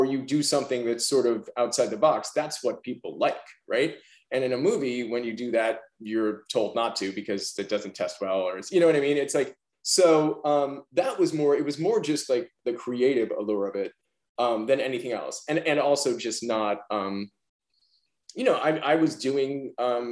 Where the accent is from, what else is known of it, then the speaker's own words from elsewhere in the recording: New York City, New York, United States; I'm a New Yorker